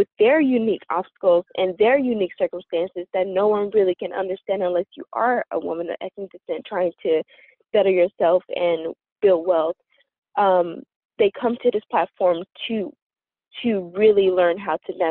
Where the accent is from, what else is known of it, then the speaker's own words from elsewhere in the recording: Louisiana, United States; now in Massachusetts, United States; I grew up in Louisiana